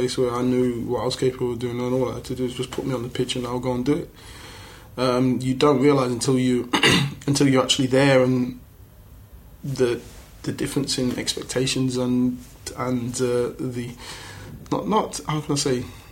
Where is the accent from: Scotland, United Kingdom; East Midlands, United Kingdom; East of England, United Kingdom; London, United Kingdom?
East Midlands, United Kingdom; Leicester; born and raised in Leicester